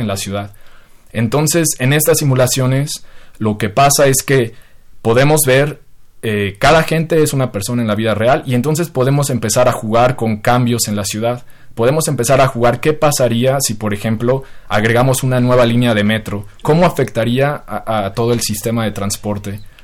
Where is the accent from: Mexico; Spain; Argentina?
Mexico; como mexicano